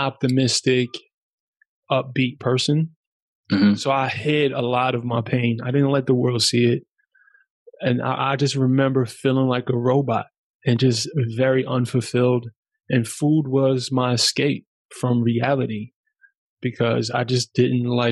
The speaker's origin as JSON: {"language": "English", "town": "New York City", "region": "New York", "country": "United States", "tie": "born or raised there", "also_born_or_lived": "Germany", "first_language": "German", "second_language": "English", "said": "I'm from New York City"}